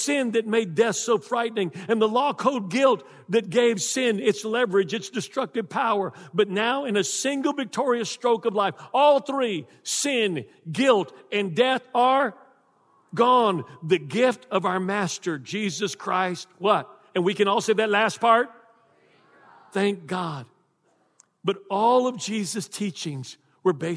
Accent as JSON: {"language": "English", "region": "Texas", "country": "United States", "moved": "yes", "lives_now": "South Louisiana, United States", "said": "I'm from Texas."}